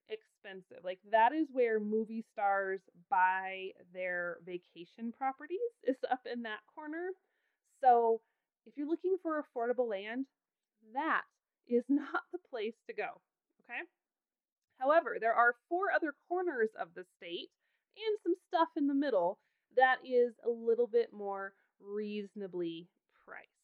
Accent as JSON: {"language": "English", "region": "Idaho", "country": "United States", "tie": "born or raised there", "moved": "as an adult", "lives_now": "Wyoming, United States", "said": "I adore Wyoming. I have lived here since I was 18 I have no plans ever of leaving. And even though I was born and raised in Idaho"}